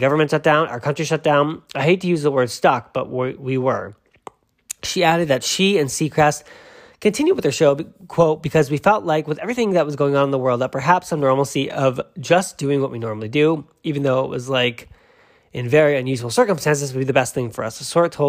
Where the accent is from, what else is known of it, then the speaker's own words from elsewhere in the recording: England, United Kingdom; I'm not French, I'm English, I can barely speak English, so there we go.